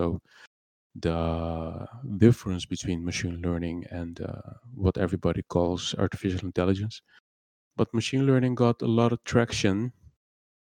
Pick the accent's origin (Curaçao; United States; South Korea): Curaçao; English is a second language; moved away as an adult; also born or lived in Netherlands; I was born in Curacao, and I lived here until I reckon my 18th.